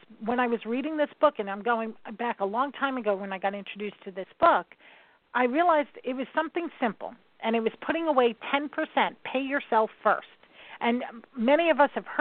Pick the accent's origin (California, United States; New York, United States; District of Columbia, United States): New York, United States; I'm from New York